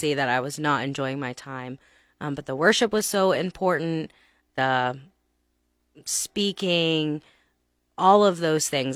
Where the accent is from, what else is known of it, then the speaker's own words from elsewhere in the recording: Texas, United States; moved away as an adult; now in Lincoln, United States; I'm from Texas